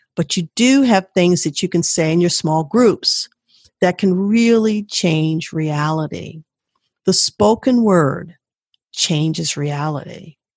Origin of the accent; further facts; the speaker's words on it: Washington, District of Columbia, United States; I grew up in Washington, D.C.